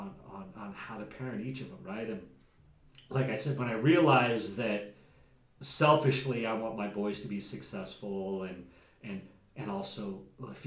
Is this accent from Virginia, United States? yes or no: no; Jackson, Wyoming, United States; I grew up in Jackson, Wyoming, Wild West